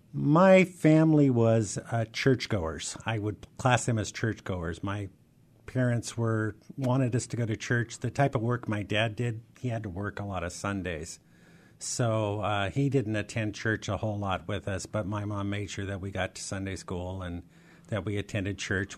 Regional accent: Seattle, Washington, United States; also born or lived in Ellensburg, Washington / Highline School District, Washington; I grew up in the Rainier Valley

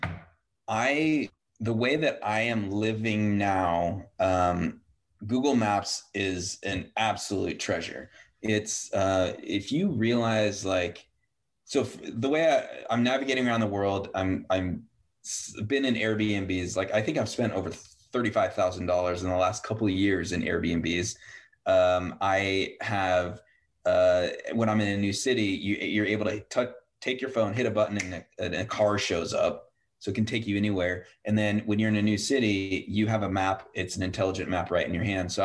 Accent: Yakima, Washington, United States; I grew up in Yakima

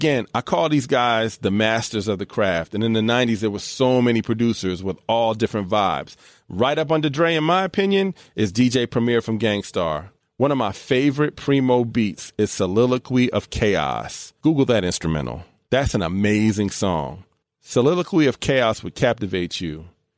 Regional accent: East Coast, United States; I grew up on the East Coast.

